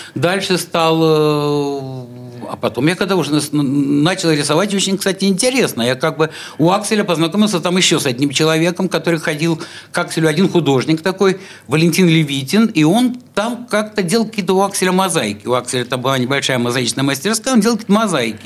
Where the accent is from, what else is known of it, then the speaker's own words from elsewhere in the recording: Saint Petersburg, Russia; я родился как бы вот в самом, что ни на есть Петербурге, в самом, что ни на есть центре